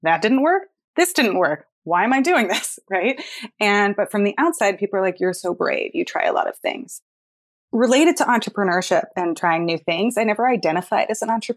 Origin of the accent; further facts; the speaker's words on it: Palo Alto, California, United States; I grew up in Palo Alto, California, and I lived there till I was 17, and I moved straight into college